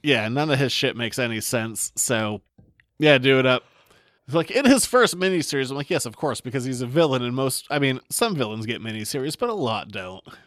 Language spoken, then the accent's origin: English; Maine, United States; I'm from Maine